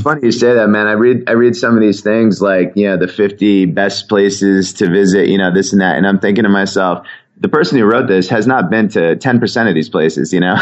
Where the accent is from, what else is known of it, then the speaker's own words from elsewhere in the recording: Connecticut, United States; I ever went from where I grew up in Connecticut